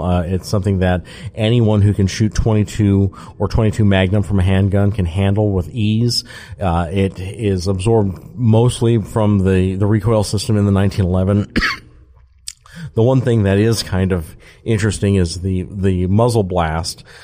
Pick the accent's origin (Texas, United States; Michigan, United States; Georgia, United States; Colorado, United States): Georgia, United States; being a Georgian and being a citizen of each of our counties, uh, as many as there are in Georgia